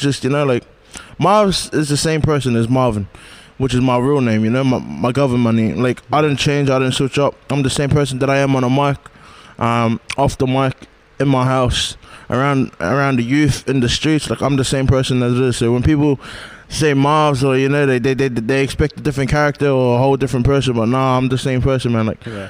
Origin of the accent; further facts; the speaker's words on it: Blacktown, New South Wales, Australia; also born or lived in New Zealand / Mount Druitt; Yeah, so I was actually born in NZ. I resided in Mount Druitt, Western Sydney, and I stayed there for about 5 years, and then I moved to Blacktown, and I've been there ever since. So yeah, West Sydney's home, but also New Zealand too.